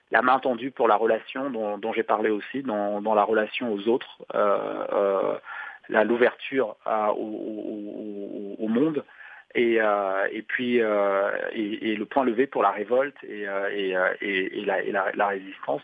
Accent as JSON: {"language": "French", "town": "Douala", "region": "Littoral", "country": "Cameroon", "tie": "born or raised there", "said": "Douala, euh, ma ville natale"}